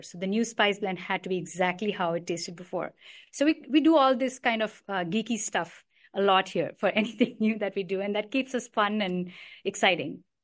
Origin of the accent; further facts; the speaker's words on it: New Delhi, Delhi, India; moved away; also born or lived in Karnataka; I grew up in New Delhi